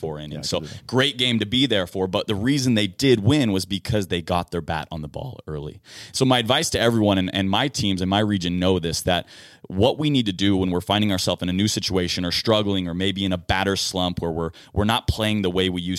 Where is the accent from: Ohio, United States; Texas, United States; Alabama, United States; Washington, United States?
Washington, United States; Seattle; I got to watch my hometown team, the Seattle Mariners, compete against the New York Yankees